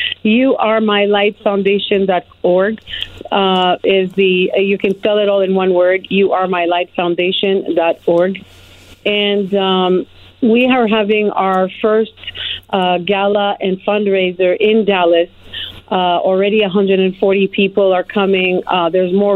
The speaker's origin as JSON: {"language": "English", "town": "Montreal", "region": "Quebec", "country": "Canada", "tie": "born or raised there", "moved": "as an adult", "lives_now": "United States", "said": "I grew up in Montreal, Canada. I was born in another country"}